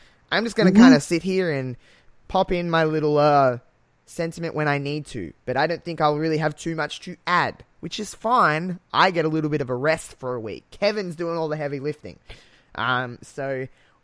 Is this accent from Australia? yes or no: yes; Australia; accent: thick Australian; I've got a thick accent apparently, I'm very Australian